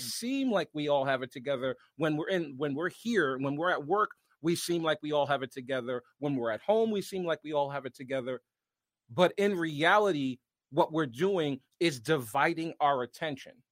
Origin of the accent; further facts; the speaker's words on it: Washington, District of Columbia, United States; now in Connecticut, United States; from my hometown, because I'm a hometown kid, um, it would probably be Georgetown